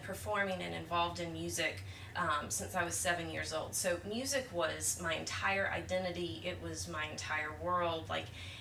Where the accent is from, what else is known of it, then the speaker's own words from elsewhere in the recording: Atlanta, Georgia, United States; also born or lived in Nashville; grew up, born and raised in Atlanta, in Metro Atlanta